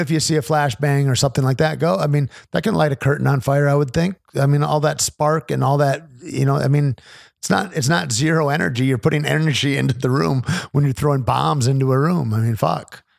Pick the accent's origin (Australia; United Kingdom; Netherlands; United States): United States; as an American